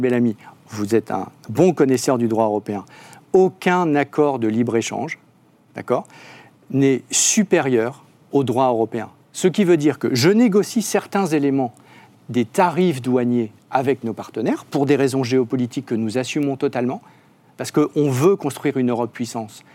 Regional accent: Hauts-de-France, France; la région des Hauts-de-France dont je viens

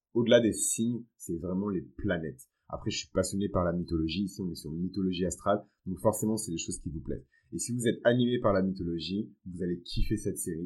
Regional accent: Benin; Moi, dans ma culture, qui est une culture qui est fond et yoruba, parce que je viens du Bénin

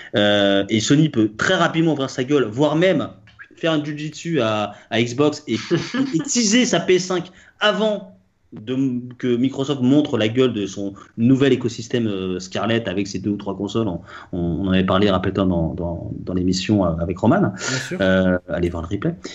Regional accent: Paris, Île-de-France, France; je suis français, parisien

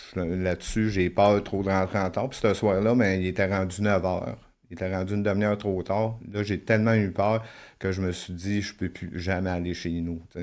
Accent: La Tuque, Quebec, Canada; je suis né à Latuc. C'est une petite ville au Québec

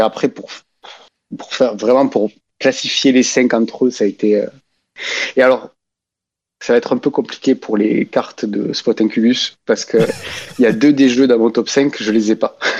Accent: Albi, Occitania, France; Je viens du Tarn, d'Albi

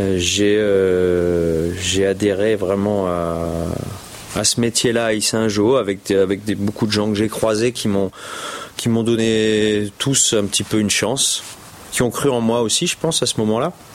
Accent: France; on est on est français. on est des petits français

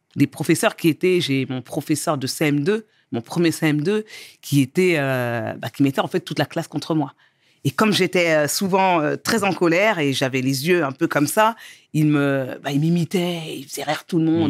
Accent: Angerville, Île-de-France, France; also born or lived in Mauritania (origin); now in Cergy, France; je suis née en France, euh, j'ai grandi dans le 91.

